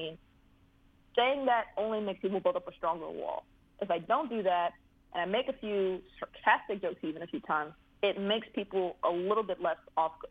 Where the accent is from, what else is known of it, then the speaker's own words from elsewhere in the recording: Prince George's County, Maryland, United States; I'm from Prince George's County, Pretty Girl County.